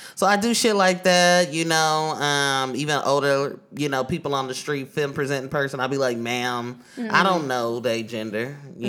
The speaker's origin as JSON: {"language": "English", "town": "Oakland", "region": "California", "country": "United States", "said": "Pronouns he, him. I'm from Deep East Oakland, California."}